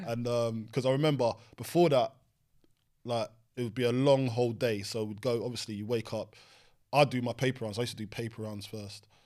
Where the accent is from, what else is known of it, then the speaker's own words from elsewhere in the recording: London, United Kingdom; I grew up on Green Dragon Estate next to Brentford Griffin Park